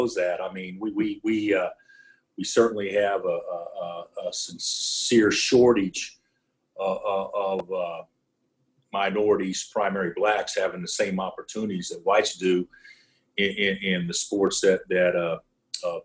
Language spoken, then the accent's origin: English; Oklahoma, United States; now in Kansas, United States; I grew up in Oklahoma.